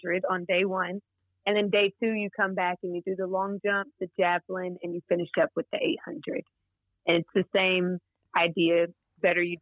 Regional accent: Wichita Falls, Texas, United States; moved away as an adult; also born or lived in Arkansas; I grew up in Wichita Falls, Texas

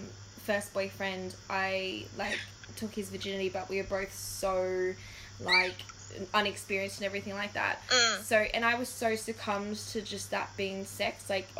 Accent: Gold Coast, Queensland, Australia; Sorry, we didn't tell you we're from Queensland. We're actually from the Gold Coast. The Glitter Strip.

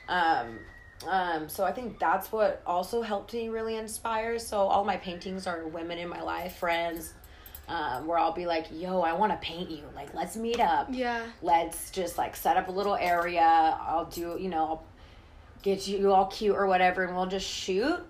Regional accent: the Bay Area, California, United States; I grew up in the Bay

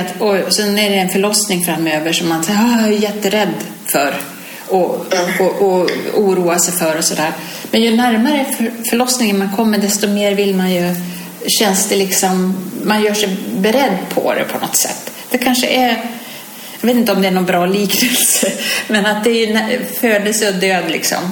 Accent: Sweden; hemma i Sverige

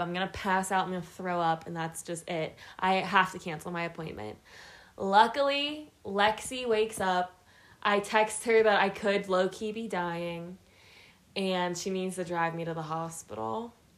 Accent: Pittsburgh, Pennsylvania, United States; moved away as an adult; now in Colorado, United States; I'm from Pittsburgh, Pennsylvania. Proud.

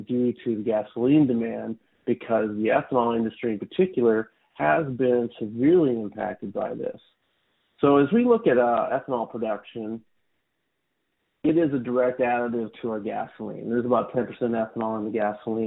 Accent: Iowa, United States; moved away as an adult; also born or lived in Minneapolis; now in California, United States; I grew up in Iowa, so I'm a bit of an import to California

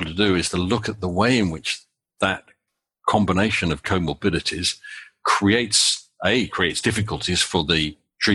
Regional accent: United Kingdom; now in United States; As is fairly obvious from my accent, I'm British originally

